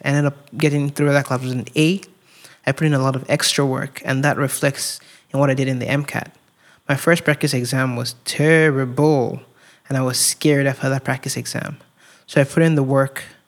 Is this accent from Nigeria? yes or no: yes; Nigeria; moved away as an adult; growing up in Nigeria